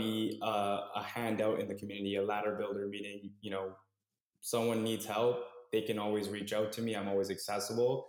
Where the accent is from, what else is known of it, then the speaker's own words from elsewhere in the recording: Toronto, Ontario, Canada; I grew up in Scarborough